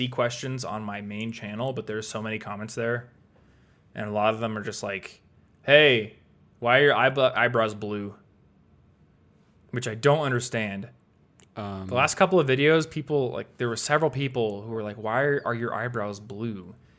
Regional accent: Iowa, United States; Luckily, I was in Iowa, where my bank is, because I'm from Iowa, so I was able to drive to my bank, have them print me out a check.

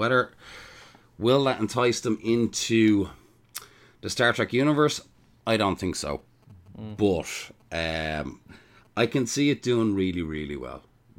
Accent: Ireland; I'm the ….

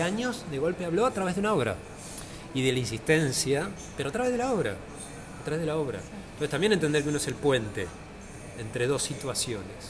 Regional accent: Argentina; now in Buenos Aires, Argentina; yo no soy de acá de Buenos Aires, yo soy de provincia.

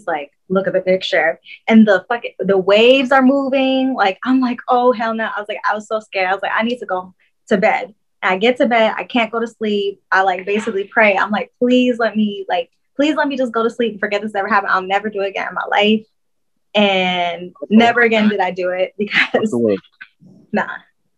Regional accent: Fort Stewart, Georgia, United States; I am not from Decatur. I am from Fort Stewart, Georgia.

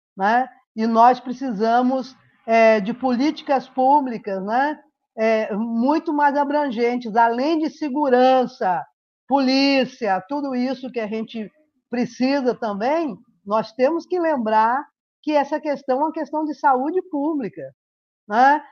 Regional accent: Rio de Janeiro, Brazil; moved away as an adult; now in Uberlândia, Brazil; nasci no Rio de Janeiro, moro em Uberlândia há 30 e poucos anos

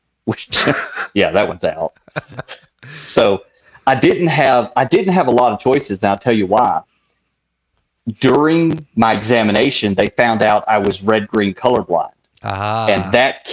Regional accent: Tennessee, United States; moved away as an adult; growing up in Tennessee

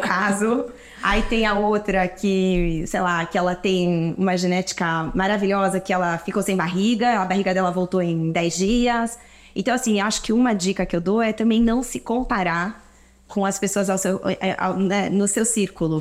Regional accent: Brazil; moved away as an adult; also born or lived in London, United Kingdom / Toronto, Canada / Shanghai, China; now in São Paulo, Brazil; Eu sou brasileira, cresci aqui, estudei aqui e aí fui fazer faculdade fora de moda

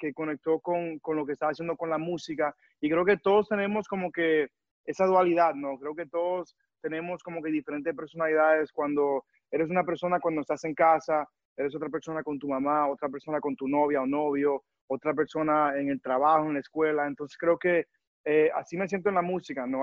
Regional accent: New York, United States; moved away as an adult; now in Miami, United States; yo me crié en Nueva York

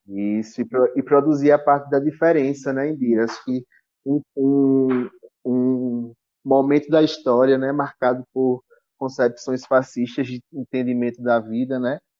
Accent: Brazil; Como sertanejo que sou, né? Do interior

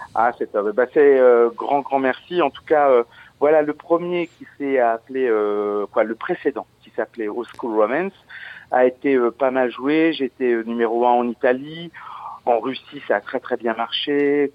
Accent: Verdun, Grand Est, France; born or raised there; also born or lived in Audinville

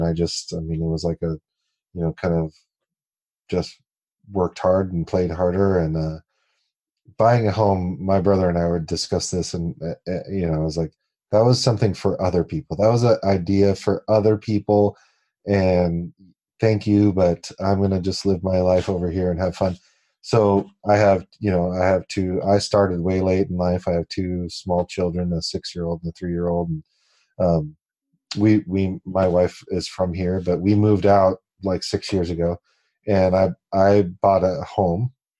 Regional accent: Long Beach, California, United States; moved away as an adult; now in Utah, United States; I grew up in Long Beach, and I moved out to my family and I moved out to Utah about 6 years ago.

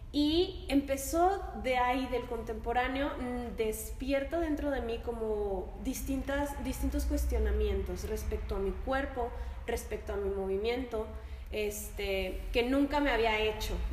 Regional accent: Lerdo, Durango, Mexico; Bueno, pues eh, yo soy de Lerdo Durango, tengo 25 años, estoy dentro de la danza desde los 15 años.

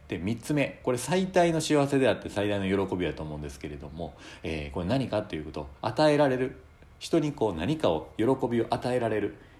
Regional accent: Shiga, Japan; 私はあの、滋賀県生まれでですね

